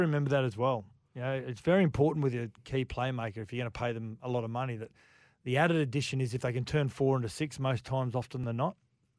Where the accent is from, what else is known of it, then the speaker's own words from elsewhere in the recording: Queensland, Australia; As a Queenslander